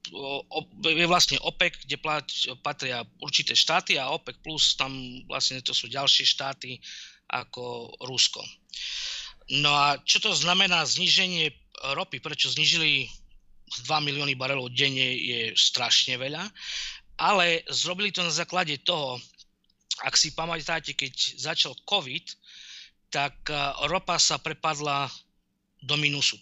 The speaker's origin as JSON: {"language": "Slovak", "country": "Slovakia", "moved": "yes"}